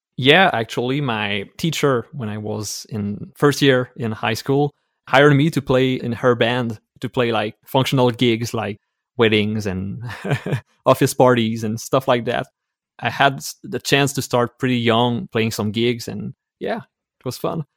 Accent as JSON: {"language": "English", "town": "Quebec City", "region": "Quebec", "country": "Canada", "second_language": "English", "said": "I'm from Quebec City in Canada, so I'm a French-speaking Canadian"}